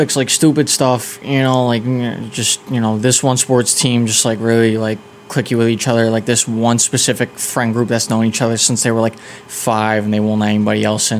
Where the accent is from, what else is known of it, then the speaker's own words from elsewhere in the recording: Wellesley, Massachusetts, United States; I'm from Wellesley, Mass. I'm from Wellesley, Mass. It's about 20 minutes away from Boston, 20 minutes west from it.